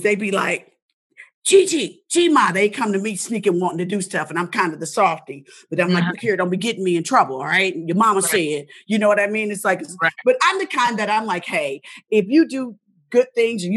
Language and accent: English; Indianapolis, Indiana, United States; I'm from Indianapolis, Indiana, so I'm a Hoosier.